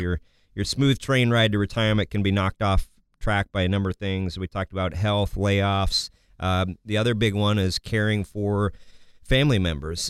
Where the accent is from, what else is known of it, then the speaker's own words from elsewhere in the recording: Kansas, United States; I'm from Kansas